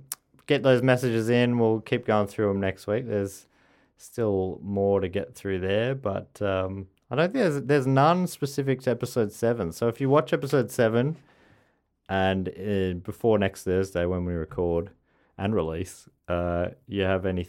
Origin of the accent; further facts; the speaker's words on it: London, United Kingdom; I'm from South London.